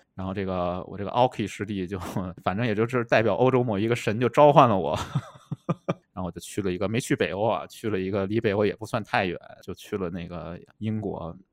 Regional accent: Beijing, China; moved away as an adult; also born or lived in United Kingdom / Manchester / Shenzhen; now in Chengdu, China; 作为一个出生在北京的人

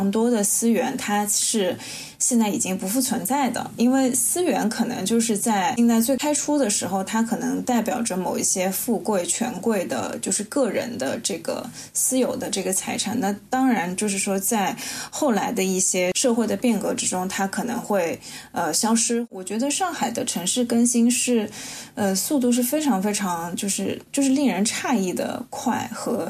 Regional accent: Shanghai, China; 因为我也是上海人嘛，所以其实就像是崔杰刚刚提到的，在城市空间的角度作为一个历史的见证的这个过程，其实也并不是特别的了解。

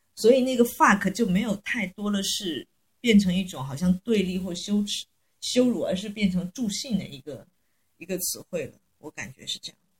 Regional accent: Guangxi, China; 我是广西人

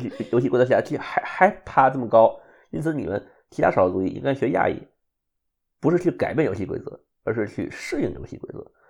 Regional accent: China; now in United States; 你我都是中国人

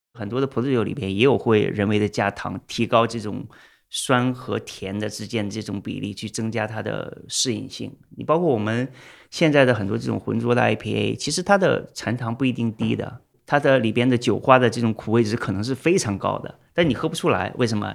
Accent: China; moved away; 我们中国人

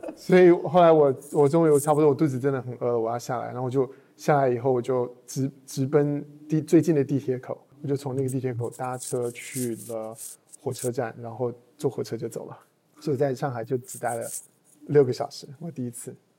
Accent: Taiwan; accent: Taiwanese; also born or lived in United States / Boston / Los Angeles; now in Shanghai, China; 我是在台湾出生，然后在九八年的时候，啊，我们全家起，呃，移民到美国。然后在美国基本上就一直待着了，然后直到二零一一年的时候才来到的，才来到中国

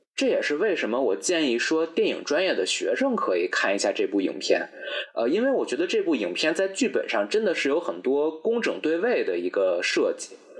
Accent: Beijing, China; 咱们作为北京人

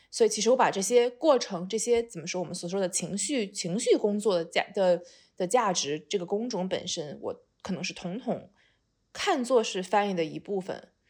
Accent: China; 我是一个堂堂正正的中国人

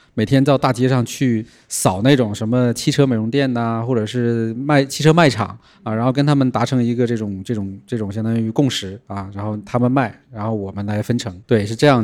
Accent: Northeast China, China; moved away as an adult; also born or lived in Guangzhou; now in Shenzhen, China; 我从东北来南哦。方，第一个落脚的地方也是广州

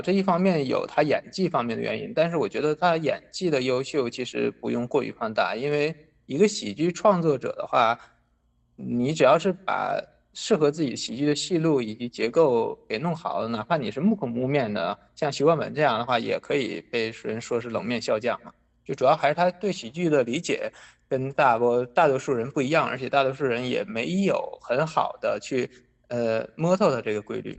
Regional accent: Northeast China, China; 我本身是东北人

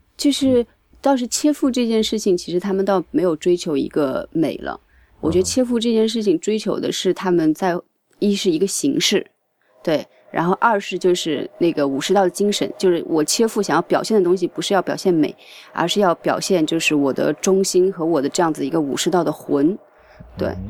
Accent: Nanjing, Jiangsu, China; moved away as an adult; now in Tokyo, Japan; 作为一个南京人

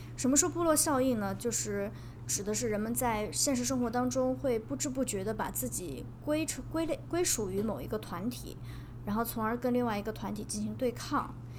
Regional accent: northern China, China; 因为我，我是一个北方人嘛，但是我很喜欢吃甜豆花

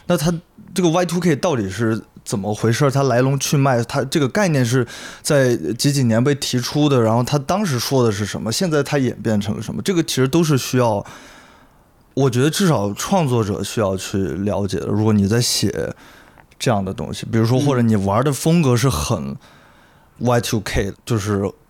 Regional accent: Chengdu, Sichuan, China; 对我不是那种特别骄傲说自己。这是成都人，然后土生土长成都人，然后成都说唱巴拉巴拉很牛逼

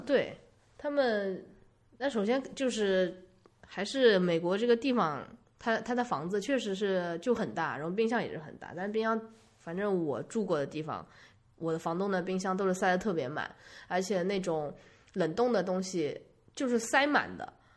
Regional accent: China; moved away; also born or lived in United States; 我们中国人

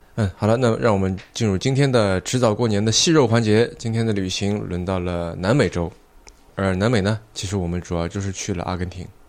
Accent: China; 我作为中国人

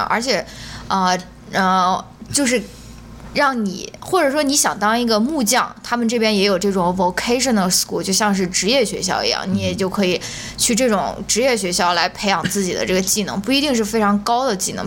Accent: China; moved away as an adult; 我也是在那种九年义务教育、应试教育体制下面，嗯。呃，成长过来的，也参加了高考，然后也是上研究生的时候才出国的

